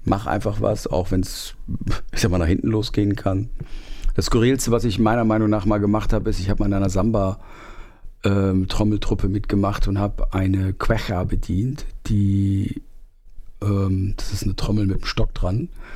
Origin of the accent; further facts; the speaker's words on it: Germany; aus meinem Heimatort Fechter